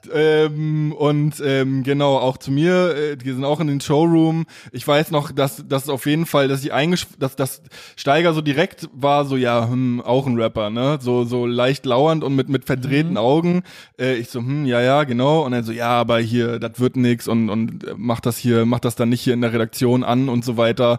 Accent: Mecklenburg-Vorpommern, Germany; moved away; bei uns in MV

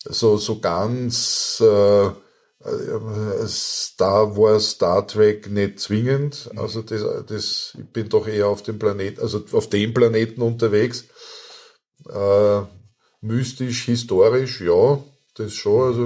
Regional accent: Austria; nein, ich bin Österreicher, ich lese österreichische Literatur

